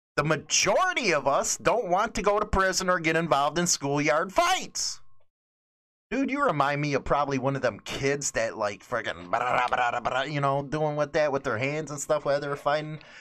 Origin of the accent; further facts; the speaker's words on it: Chicago, Illinois, United States; moved away as an adult; now in Northern Illinois, United States; I'm from Chicago, grew up in a mostly Latino neighborhood, and now I'm in Northern Illinois